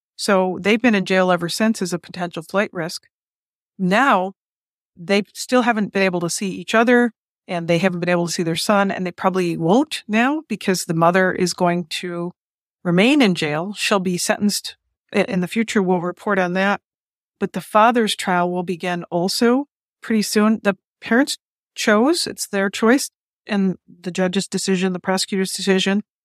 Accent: Detroit, Michigan, United States; my hometown, Detroit, Michigan

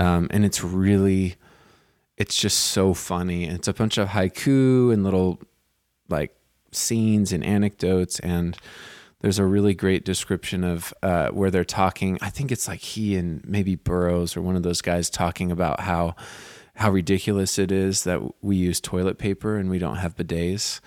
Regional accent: Santa Cruz, California, United States; moved away as an adult; now in New York, United States; I grew up in Santa Cruz

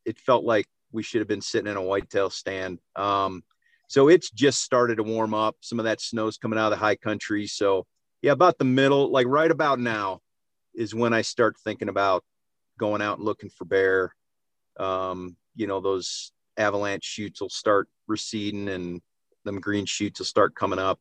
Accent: Cleveland, Ohio, United States; moved away; I grew up in Ohio, so it's all whitetails there

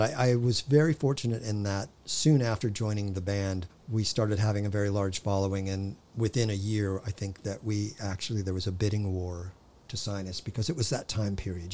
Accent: Hawthorne, California, United States; I was born in Hawthorne

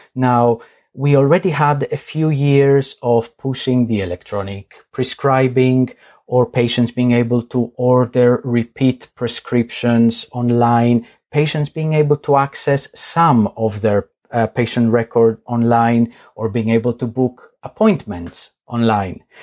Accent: Greece; moved away; I am originally from Greece

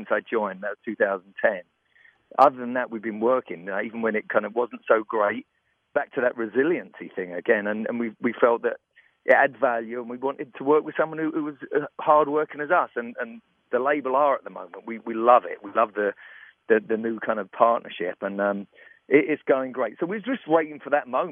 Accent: London, United Kingdom; I'm from London.

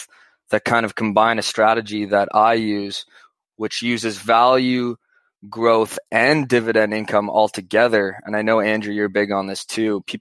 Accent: Canada; as a Canadian

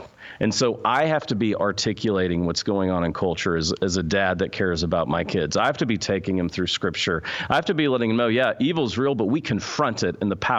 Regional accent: Texas, United States; I say y'all because I'm from Texas, where God is a second home.

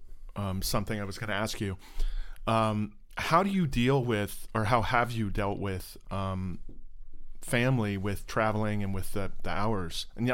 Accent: Orlando, Florida, United States; I'm from Orlando.

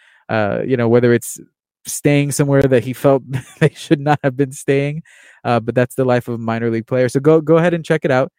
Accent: Miami, Florida, United States; I'm Cuban American. I was born in Miami, Florida, born and raised, really

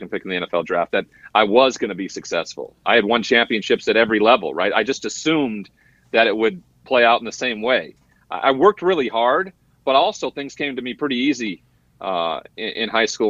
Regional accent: Great Falls, Montana, United States; moved away as an adult; also born or lived in Washington State; I'm from a small town called Great Falls, Montana

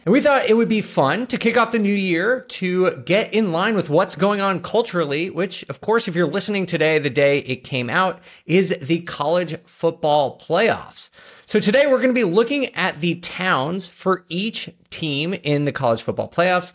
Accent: New York City, New York, United States; growing up in New York

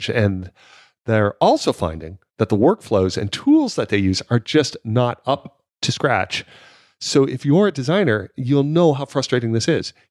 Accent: Los Angeles, California, United States; I grew up

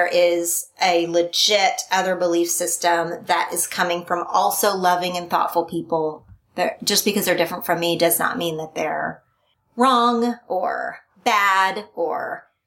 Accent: Oklahoma, United States; born or raised there; moved away; also born or lived in California

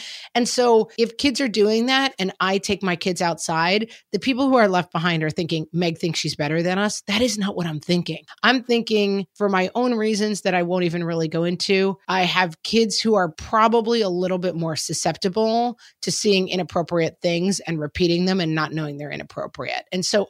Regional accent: Texas, United States; I grew up in Texas and toy guns, part of our lives.

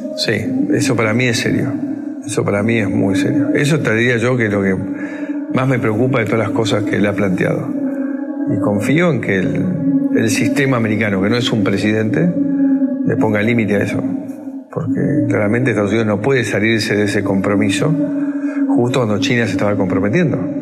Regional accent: Argentina; Y ese mismo compromiso lo tengo como, argentino.

